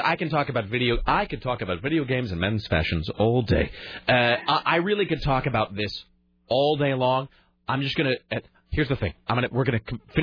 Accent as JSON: {"language": "English", "town": "Kennewick", "region": "Washington", "country": "United States", "tie": "born or raised there", "said": "in my hometown"}